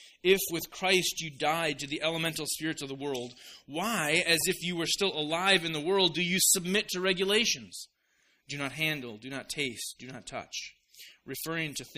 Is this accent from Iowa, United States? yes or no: yes; Orange City, Iowa, United States; moved away; I'm an Iowan, an Iowa boy at heart. I love my hometown. I'm also a Dutchman at heart, and my hometown is called Orange City.